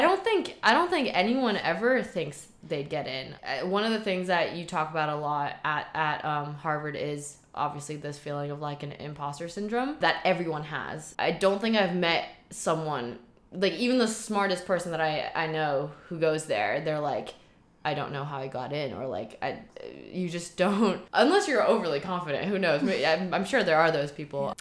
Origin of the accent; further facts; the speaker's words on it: Shanghai, China; moved away as an adult; also born or lived in Boston, United States; now in Hong Kong; I grew up in Shanghai. Mom is from Shanghai, dad is from Germany speak a mix of Chinglish German at home